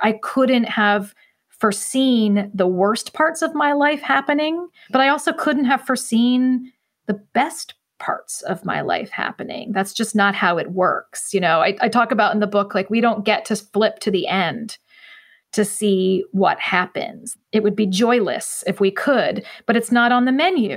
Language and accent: English; central Ohio, United States; I still live in my hometown, more or less, and, and never really left